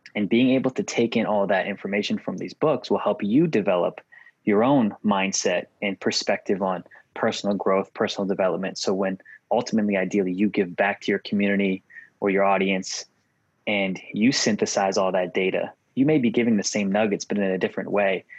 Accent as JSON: {"language": "English", "region": "Massachusetts", "country": "United States", "tie": "born or raised there", "also_born_or_lived": "Virginia / New York / Oklahoma / Tennessee", "moved": "as an adult", "said": "Born and raised in Massachusetts, lived in a bunch of other states from Virginia, New York, Oklahoma, Tennessee, Kentucky, Illinois, California"}